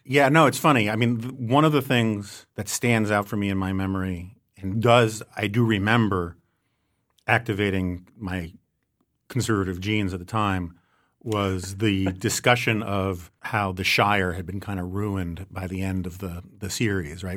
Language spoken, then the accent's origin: English; New York City, New York, United States; as a New Yorker